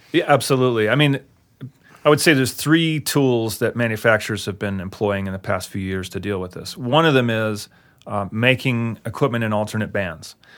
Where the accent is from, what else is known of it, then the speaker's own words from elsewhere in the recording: Albuquerque, New Mexico, United States; moved away as an adult; I'm from Albuquerque